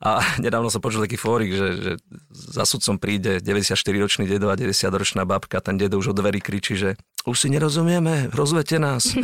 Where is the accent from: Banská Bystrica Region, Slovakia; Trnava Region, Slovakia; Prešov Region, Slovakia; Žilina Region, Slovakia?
Prešov Region, Slovakia; Krásna Lúka; tej obce, odkiaľ pochádzam ja, z Krásnej Lúky